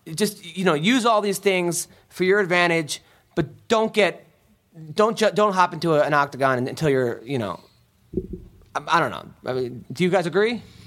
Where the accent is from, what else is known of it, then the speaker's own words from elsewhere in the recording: United States; I'm from uh, America